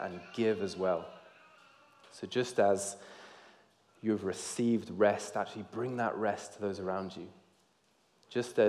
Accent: Georgia, United States; I grew up in the South in America, in Georgia

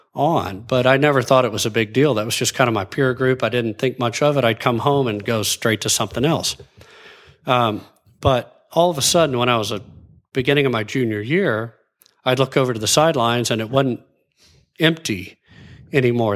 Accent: Abilene, Texas, United States; also born or lived in Dallas, Texas; I grew up in West Texas. I was born in Dallas, but grew up in Abilene, moved back to Dallas in, uh, in high school, hi, freshman year, Highland Park

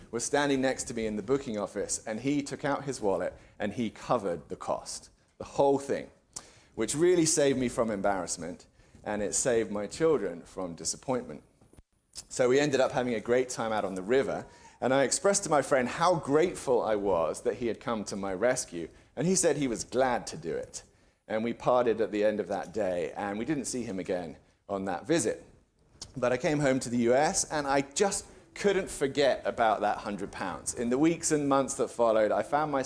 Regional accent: England, United Kingdom; now in United States; As an Englishman

